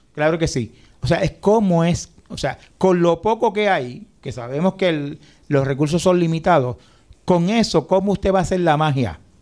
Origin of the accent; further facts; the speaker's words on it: Puerto Rico; lo que somos los puertorriqueños